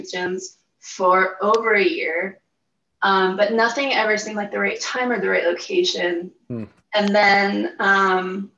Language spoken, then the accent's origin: English; Pittsburgh, Pennsylvania, United States; moved away; also born or lived in Utah; I'm originally from Pittsburgh, Pennsylvania